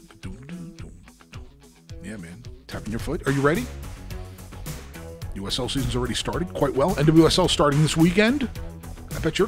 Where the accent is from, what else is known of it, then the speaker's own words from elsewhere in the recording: New Jersey, United States; now in Louisville, United States; 3 weeks back in Jersey, saw my family, saw my friends, went to the St. Patrick's Day parade in my hometown